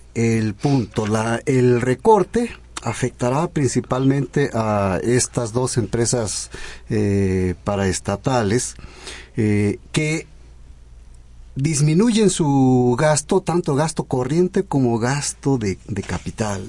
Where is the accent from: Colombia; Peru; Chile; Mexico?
Mexico